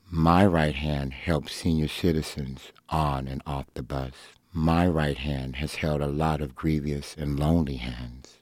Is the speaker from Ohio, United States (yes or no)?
no; Los Angeles, California, United States; the way I grew up in Los Angeles